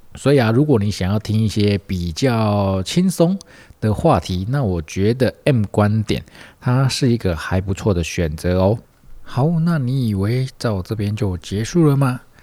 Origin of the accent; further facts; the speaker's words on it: Tainan, Taiwan; 身为台南人的我们